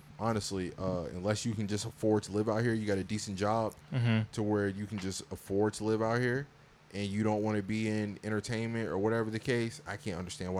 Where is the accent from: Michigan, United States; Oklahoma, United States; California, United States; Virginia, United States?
Virginia, United States; moved away as an adult; also born or lived in Valdosta, Georgia / Korea; now in Los Angeles, United States; I'm from Virginia, so I've just been in Southern culture my whole entire life. I'm in Valdosta. This is an even deeper South